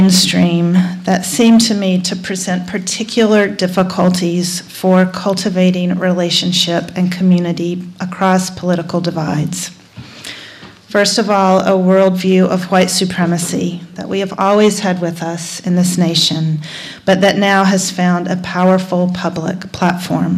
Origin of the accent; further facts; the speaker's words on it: North Carolina, United States; my home state of North Carolina